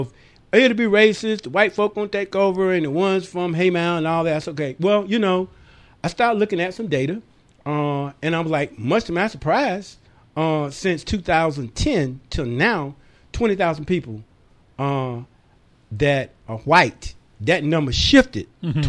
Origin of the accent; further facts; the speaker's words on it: Bunnlevel, North Carolina, United States; also born or lived in Linden, North Carolina; now in Fayetteville, United States; I was born in Harnett County. Okay. In a little community over there called Bun Level.